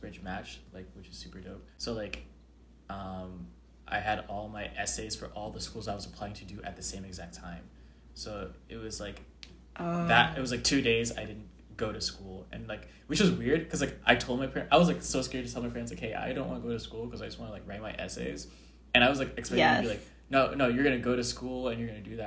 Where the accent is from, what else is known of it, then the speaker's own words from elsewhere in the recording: Atlanta, Georgia, United States; moved away as an adult; now in Houston, United States; I'm from Atlanta, Georgia, and I'm a junior at Rice